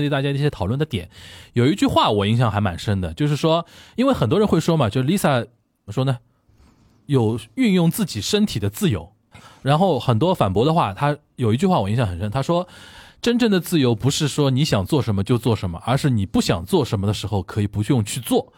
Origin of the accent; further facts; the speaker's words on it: China; 就是我们中国人大概对于韩国演艺圈有这个印象